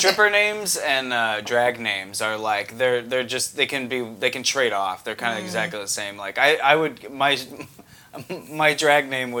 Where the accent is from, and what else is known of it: Tampa, Florida, United States